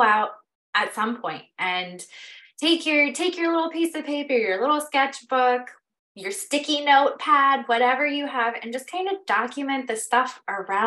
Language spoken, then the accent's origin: English; Pocono Mountains, Pennsylvania, United States; I grew up in the Pocono Mountains.